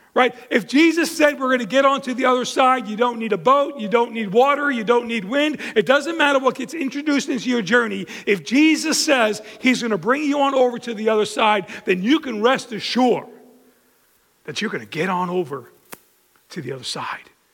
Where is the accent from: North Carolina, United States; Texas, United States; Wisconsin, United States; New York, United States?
New York, United States; Long Island; I grew up on Long Island and been there my whole life